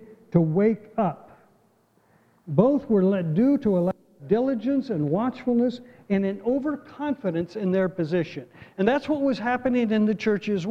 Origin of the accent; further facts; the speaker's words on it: United States; we in America